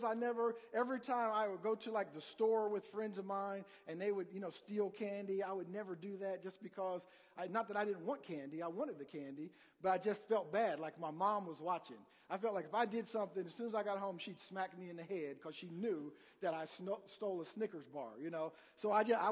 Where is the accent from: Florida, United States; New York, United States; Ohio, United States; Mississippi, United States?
Ohio, United States; Columbus; moved away; also born or lived in Indiana; I'm originally from Columbus, Ohio, and grew up, you know, a big Buckeye fan